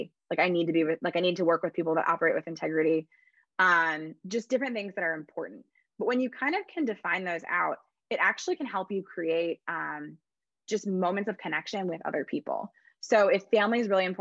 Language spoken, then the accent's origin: English; Midwest, United States; I'm from the Midwest